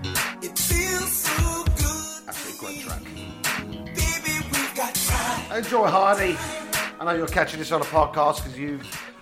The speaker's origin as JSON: {"language": "English", "region": "London", "country": "United Kingdom", "accent": "Cockney", "said": "I'm not American, I'm a Cockney geezer."}